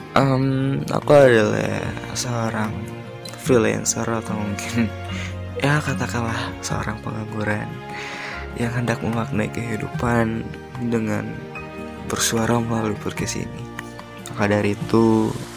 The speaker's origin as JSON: {"language": "Indonesian", "town": "Tasikmalaya", "region": "West Java", "country": "Indonesia", "tie": "born or raised there", "said": "lahir di Tasikmalaya pada 2002"}